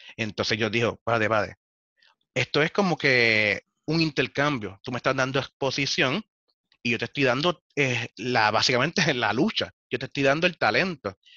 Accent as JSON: {"language": "Spanish", "country": "Puerto Rico"}